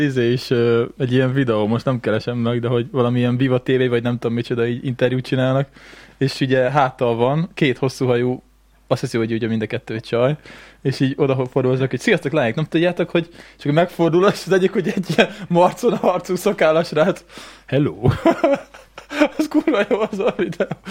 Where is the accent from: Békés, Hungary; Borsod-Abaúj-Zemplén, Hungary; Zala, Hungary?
Békés, Hungary; Békéscsaba; gyerekkoromban a Békés Csabán